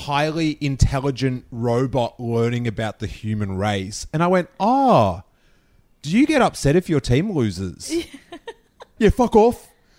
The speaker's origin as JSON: {"language": "English", "town": "Rosebud", "region": "Victoria", "country": "Australia", "tie": "born or raised there", "said": "Where I grew up in this little town called Rosebud"}